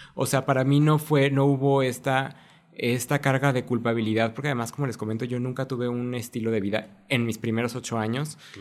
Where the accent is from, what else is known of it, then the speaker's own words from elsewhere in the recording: Mexico; como cultura mexicana